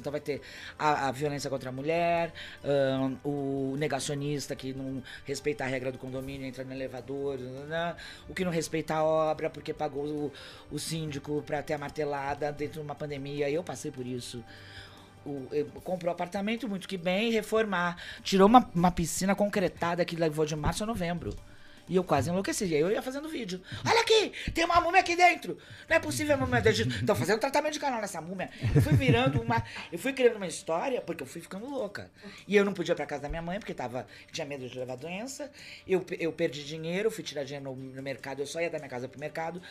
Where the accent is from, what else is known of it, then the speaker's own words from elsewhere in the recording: Santos, São Paulo, Brazil; eu sou de Santos